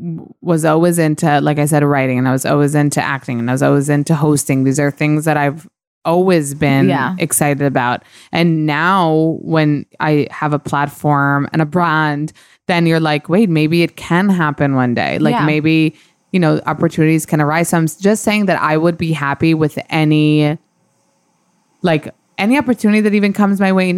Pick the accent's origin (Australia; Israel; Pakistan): Israel; English is a second language; now in New York, United States; So I think when I moved from Israel to New York and I was having kind of a rough patch